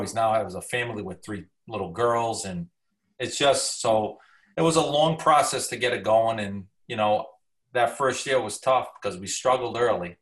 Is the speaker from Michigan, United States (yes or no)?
no; Cranston, Rhode Island, United States; also born or lived in Johnston, Rhode Island; I grew up around Cranston East football, you know, probably, you know, five and six years old